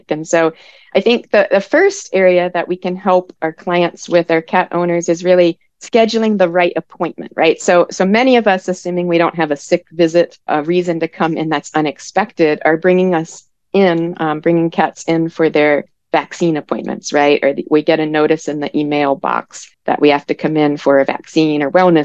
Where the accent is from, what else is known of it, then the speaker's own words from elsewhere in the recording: Maryland, United States; moved away; I'm from the East Coast, so I'm originally from Maryland